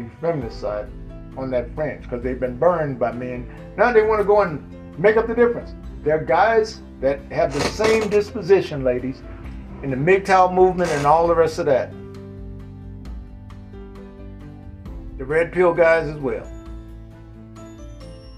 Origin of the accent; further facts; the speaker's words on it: the South, United States; I'm from the South.